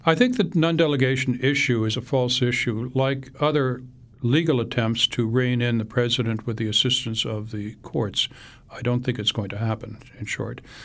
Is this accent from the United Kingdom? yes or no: no; Canada; now in United States; I wrote the book as a Canadian, but that I became last month an American